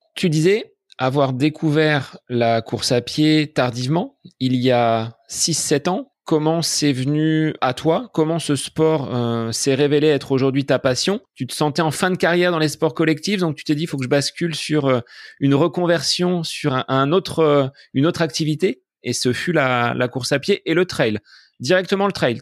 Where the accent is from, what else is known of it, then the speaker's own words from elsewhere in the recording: Bonneval, Centre-Val de Loire, France; mon village natal de Bonneval en Eure-et-Loire